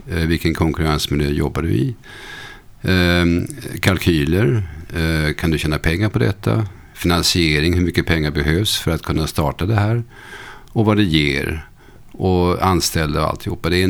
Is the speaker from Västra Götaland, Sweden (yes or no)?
no; Motala, Östergötland, Sweden